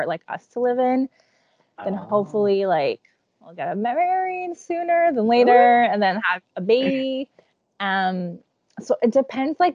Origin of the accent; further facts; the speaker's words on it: Toronto, Ontario, Canada; also born or lived in Czech Republic; I was born in the Czech Republic. All my mom's family still lives in the Czech Republic. When I was like 8 to about university age, all my summers were in the Czech Republic. Like I was never in Toronto for the summer.